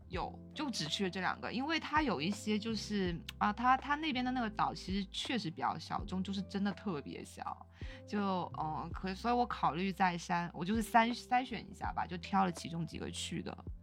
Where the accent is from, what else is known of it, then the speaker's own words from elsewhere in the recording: China; 他知道我是中国人之后